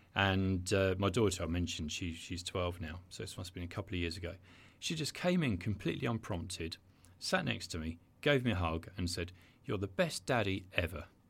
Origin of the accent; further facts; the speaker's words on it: Brighton, South East England, United Kingdom; I'm Brighton, born and bred